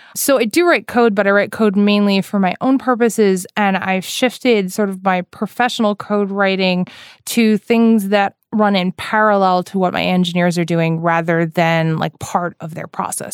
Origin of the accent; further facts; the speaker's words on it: New York, United States; especially in the East Coast, which is where I'm from, I'm from New York.